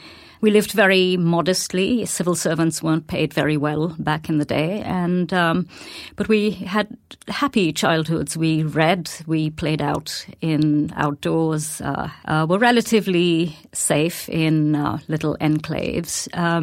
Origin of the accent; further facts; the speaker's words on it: Delhi, India; also born or lived in Colombo, Sri Lanka / Bhutan; I was the child of a diplomat, and so I grew up in South Asia rather than India alone. I was born in Delhi. We moved when I was very young to Sri Lanka, Colombo, came back to Delhi, and then spent a few years in Bhutan before coming back to Delhi.